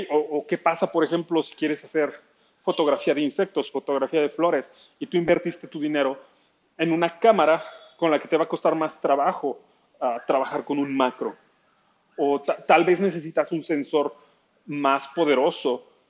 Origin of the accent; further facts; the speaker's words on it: Nezahualcóyotl, State of Mexico, Mexico; Soy del Estado de México, al oriente de la Ciudad de, México, en Ciudad Nezahualcóyotl.